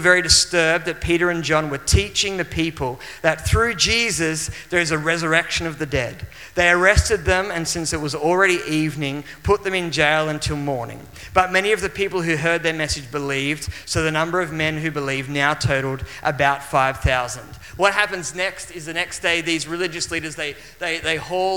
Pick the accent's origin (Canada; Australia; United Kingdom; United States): Australia; Maitland, New South Wales; I traveled from my hometown, which was Maitland, which is in the Hunter Valley of New South Wales